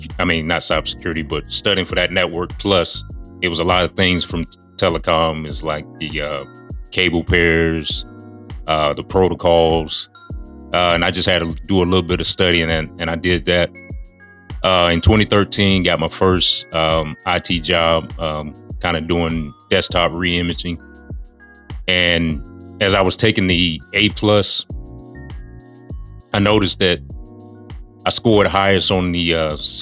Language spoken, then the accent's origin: English; Charlotte, North Carolina, United States; moved away as an adult; I am back in Charlotte, North Carolina, in my hometown